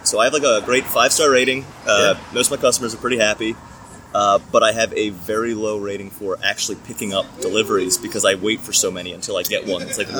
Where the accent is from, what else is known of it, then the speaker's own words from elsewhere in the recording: Maryland, United States; moved away as an adult; also born or lived in New York / Boston; now in Nashville, United States; when I was growing up in Maryland